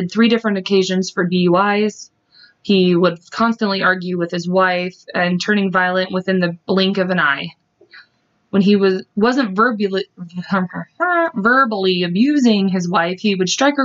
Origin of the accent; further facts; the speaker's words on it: Kansas, United States; we're from Kansas